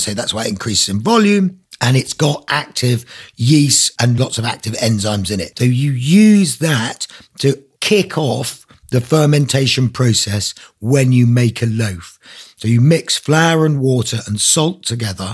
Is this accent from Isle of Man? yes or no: yes; Isle of Man; moved away as an adult; also born or lived in South London; now in Black Mountains, Wales; I grew up in the Isle of Man, so I'm Manx, but, you know, left there when I was eighteen